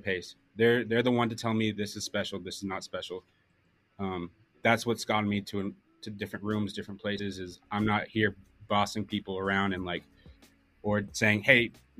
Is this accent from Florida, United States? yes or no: no; San Antonio, Texas, United States; I grew up in San Antonio, Texas. Moved around a lot in high school